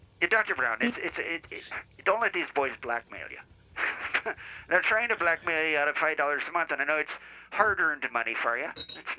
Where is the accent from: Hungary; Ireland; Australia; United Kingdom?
Ireland; now in United States; spent a little bit of time back in the mother country of Ireland, and whenever I go back there, I get my accent a little stronger, a little back, you know what I'm saying?